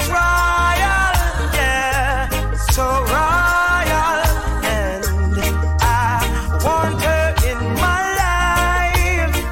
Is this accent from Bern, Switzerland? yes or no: no; Zurich, Switzerland; Switzerland and … from Zurich.